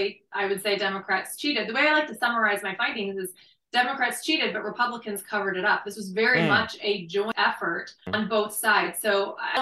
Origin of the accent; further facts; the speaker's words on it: Arizona, United States; Arizona was my home state.